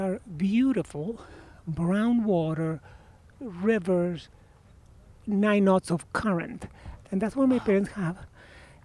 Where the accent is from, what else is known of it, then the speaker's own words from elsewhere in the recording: Argentina; English is a second language; moved away as an adult; also born or lived in San Francisco, United States / London, United Kingdom; now in Mill Valley, United States; I was born in 1960 right here in San Francisco. But I grew up in Argentina